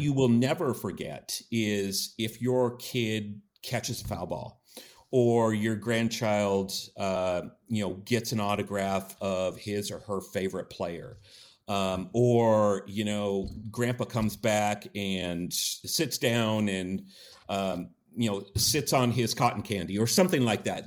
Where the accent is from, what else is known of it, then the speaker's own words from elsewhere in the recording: Yakima, Washington, United States; born and raised in Yakima